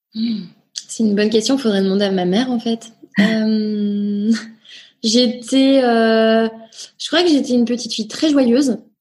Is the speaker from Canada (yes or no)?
no; Nantes, Pays de la Loire, France; also born or lived in Rennes / Angers; Je suis née à Rennes, euh, voilà, je revendique mon côté bretonne, breton pardon. Et euh, j'ai grandi à Nantes après, euh, voilà, toute euh, mon enfance, collège, lycée.